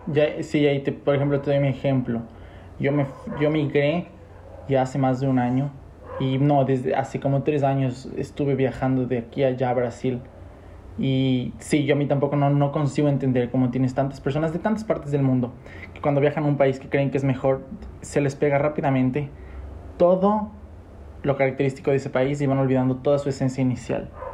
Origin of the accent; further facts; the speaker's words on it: Ecuador; nosotros de Ecuador